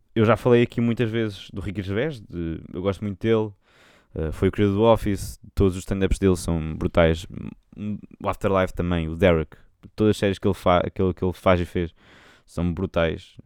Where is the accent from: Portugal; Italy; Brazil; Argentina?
Portugal; accent: Portuguese; vou cantar com um sotaque português